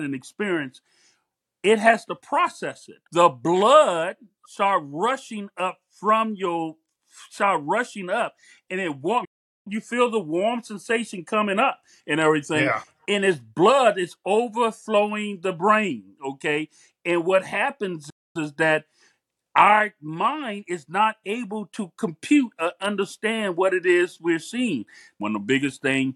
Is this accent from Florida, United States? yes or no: yes; Miami, Florida, United States; the environment that I come from Miami